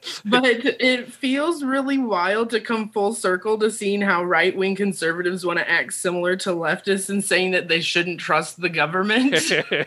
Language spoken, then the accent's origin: English; Indiana, United States; I grew up and lived in Indiana.